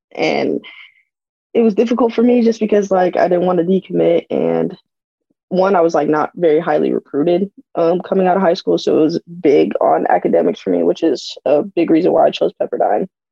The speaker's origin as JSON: {"language": "English", "region": "Arizona", "country": "United States", "said": "I'm from Arizona"}